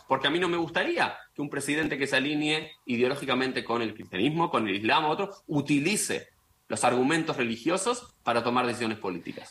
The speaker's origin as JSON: {"language": "Spanish", "country": "Argentina", "said": "como judío, como argentino, como sionista"}